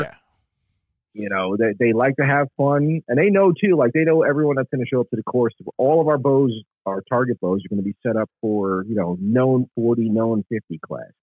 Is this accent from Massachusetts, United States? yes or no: no; New York City, New York, United States; moved away as an adult; now in South Carolina, United States; I grew up in the Bronx in New York